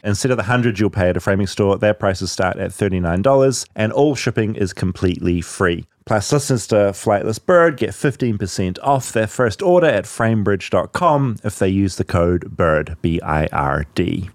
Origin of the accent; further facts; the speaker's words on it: New Zealand; now in United States; I come from New Zealand